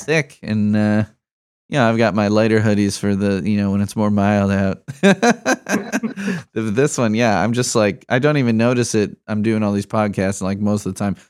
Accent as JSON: {"language": "English", "town": "Chicago", "region": "Illinois", "country": "United States", "also_born_or_lived": "Bloomington", "moved": "yes", "lives_now": "Lafayette, United States", "said": "I'm a Chicagoan"}